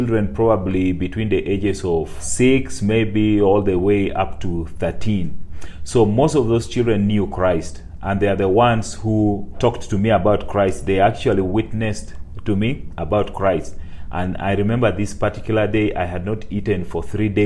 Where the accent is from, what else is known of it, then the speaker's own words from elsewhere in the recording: Teso sub-region, Eastern Region, Uganda; I grew up in Teso sub-region, that is in the rural place that is located in northeastern part of Uganda